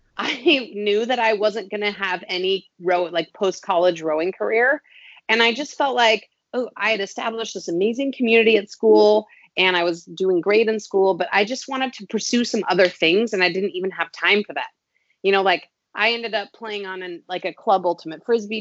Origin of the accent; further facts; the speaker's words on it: Boulder, Colorado, United States; growing up in Boulder, Colorado